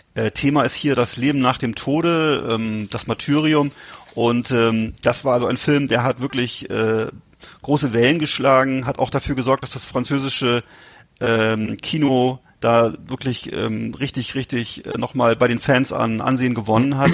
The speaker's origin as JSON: {"language": "German", "country": "Germany", "said": "Ich war natürlich als Deutscher"}